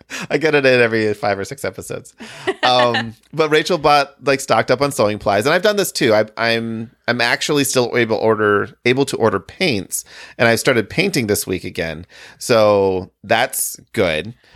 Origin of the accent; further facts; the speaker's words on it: Midwest, United States; also born or lived in Michigan / Illinois / Wisconsin; I have always lived in the Midwest, so Michigan, Illinois, Wisconsin